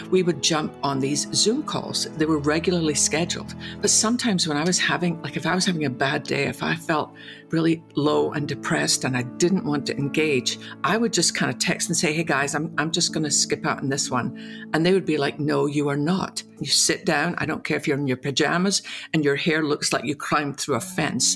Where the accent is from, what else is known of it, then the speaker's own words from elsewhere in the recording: west coast of Scotland, United Kingdom; moved away as an adult; also born or lived in London; now in Dallas, United States; I was born in the west coast of Scotland, went to seminary in London, and then came over to America